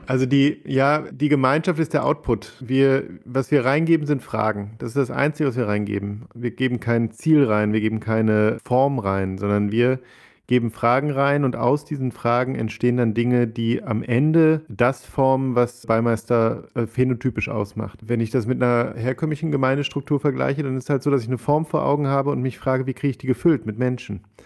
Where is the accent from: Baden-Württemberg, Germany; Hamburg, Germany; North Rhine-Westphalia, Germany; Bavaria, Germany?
North Rhine-Westphalia, Germany; Ruhr area; now in Cologne, Germany; bin ich ähm, Kölner inzwischen, würde ich sagen, komme eigentlich aus dem Ruhrgebiet